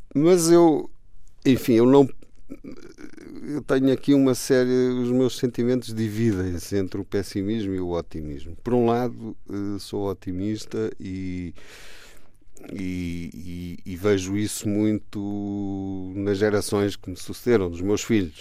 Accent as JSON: {"language": "Portuguese", "country": "Portugal", "said": "a forma como nos recebem sendo portugueses"}